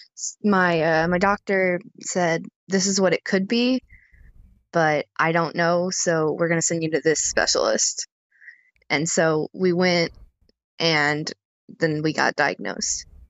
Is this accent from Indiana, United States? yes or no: yes; Indiana, United States; from Indiana.